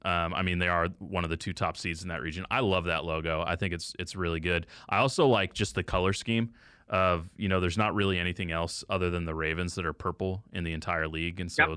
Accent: Dallas, Texas, United States; I'm a Cowboys guy. I grew up in Dallas.

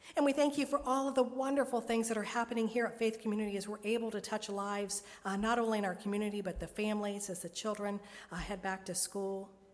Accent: Dayton, Ohio, United States; born or raised there; moved away as an adult; also born or lived in Richmond, Indiana / Cincinnati, Ohio

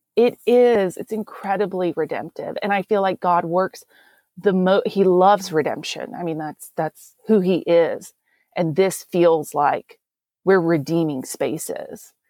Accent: Texas, United States; accent: Texan; I'm from Texas. Um, definitely, I wasn't actually born here, but I was raised here.

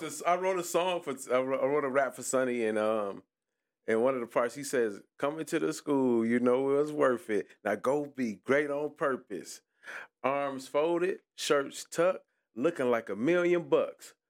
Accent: Detroit, Michigan, United States; I'm from Puritan, but I'm going everywhere. I'm on Seven Mile

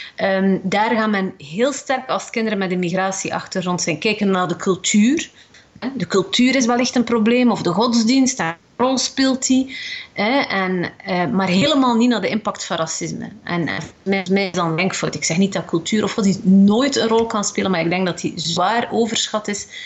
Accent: West Flanders, Belgium; Ik ben zelf ook West-Vlaming

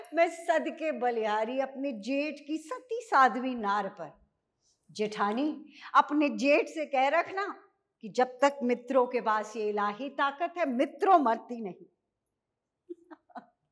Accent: Dehradun, Uttarakhand, India; moved away; मैं basically small town Dehradun से आई

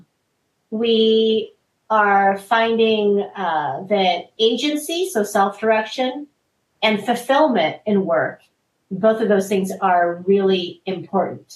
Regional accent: United States; I am Korean American

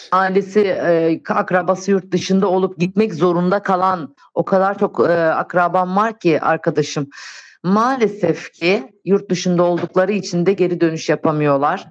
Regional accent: Antakya, Hatay, Turkey; moved away as an adult; Orası benim memleketim

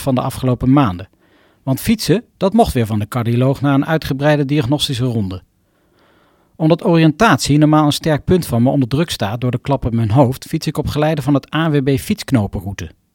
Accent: Arnhem, Gelderland, Netherlands; de prachtige bossen rondom Arnhem, mijn geboortegrond

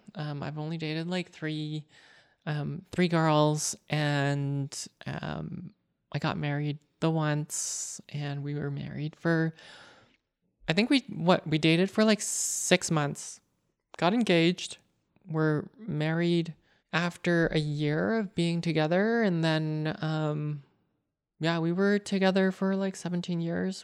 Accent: Canada; I am Canadian born Chinese. My parents are from Hong Kong

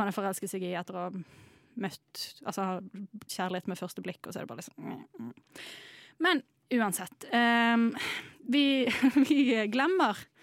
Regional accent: Bergen, Vestland, Norway; som bergenser

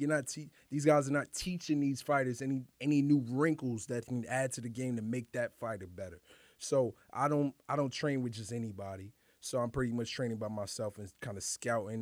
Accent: New York City, New York, United States; also born or lived in Harlem; grew up, born and raised in Highbridge

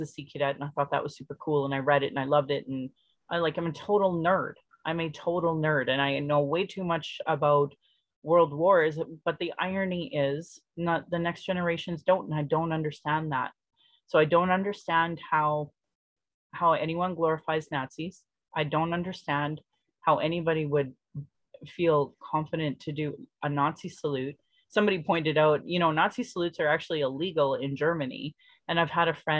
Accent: Sylvan Lake, Alberta, Canada; now in Calgary, Canada; growing up in Sylvan Lake

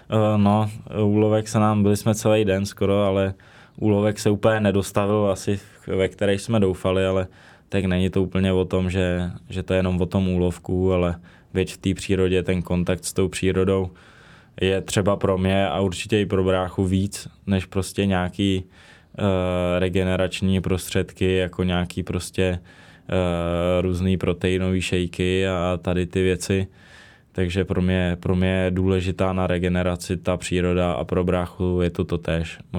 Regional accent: Czechia; also born or lived in Prague; samozřejmě jsem Čech, jsem z České republiky, takže teďka asi největší ten domov mám prostě v České republice, Jo, narodil jsem se v Praze, když jsem v Praze nikdy nebydlel

